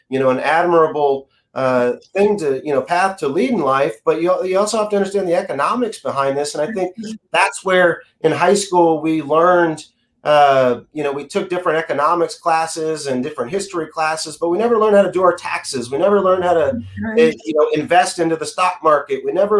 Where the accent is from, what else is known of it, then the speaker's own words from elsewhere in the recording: Austin, Texas, United States; I grew up in the Dell computers explosion era, especially being here from Austin